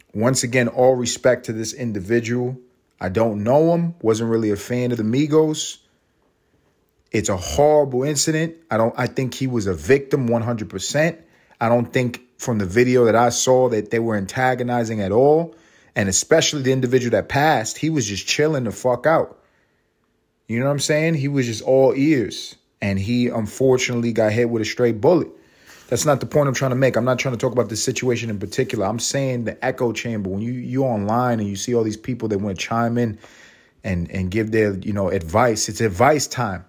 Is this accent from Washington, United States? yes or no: no; New York City, New York, United States; moved away as an adult; now in Los Angeles, United States; I'm from Harlem.